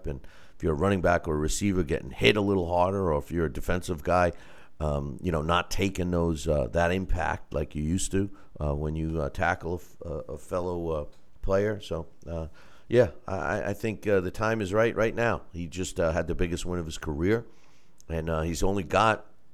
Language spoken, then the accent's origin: English; New York, United States; being a New Yorker